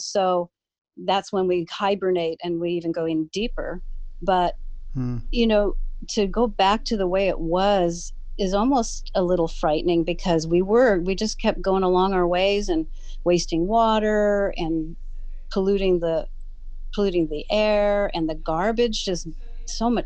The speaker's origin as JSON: {"language": "English", "town": "San Francisco", "region": "California", "country": "United States", "tie": "born or raised there", "said": "I grew up in Golden Gate Park."}